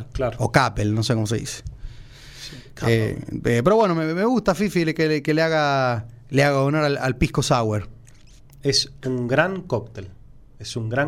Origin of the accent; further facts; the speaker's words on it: Córdoba, Argentina; Fui presidente de la filial de River cuando vine de Córdoba